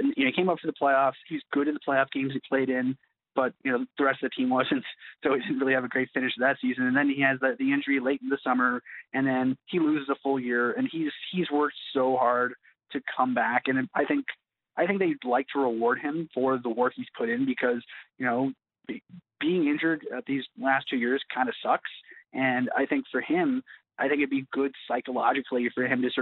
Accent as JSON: {"language": "English", "country": "Canada", "tie": "born or raised there", "said": "we're Canadian citizens and we were born here"}